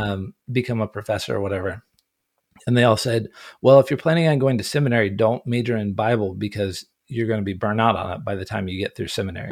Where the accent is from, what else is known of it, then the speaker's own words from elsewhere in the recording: Ohio, United States; moved away; also born or lived in Orange County, California; But no, I grew up in Ohio. I grew up in a log cabin in the woods